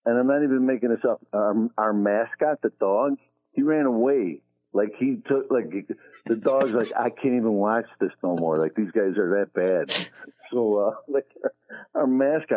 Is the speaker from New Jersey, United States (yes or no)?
no; Chicago, Illinois, United States; also born or lived in New York; I grew up in mostly Chicago, and I lived in New York for a while, but mostly Chicago